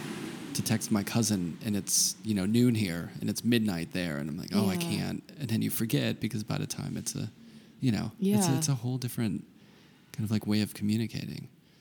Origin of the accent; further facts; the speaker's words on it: Pittsburgh, Pennsylvania, United States; Like, I always feel when I grew up in Pittsburgh, and when I go out west, there's something nice about it.